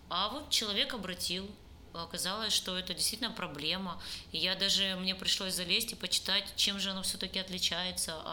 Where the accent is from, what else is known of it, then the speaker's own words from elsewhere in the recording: Crimea, Ukraine; потому что я крымчанка, и я там заявляла, что Крым все-таки не их, а мой личный, потому что я там родилась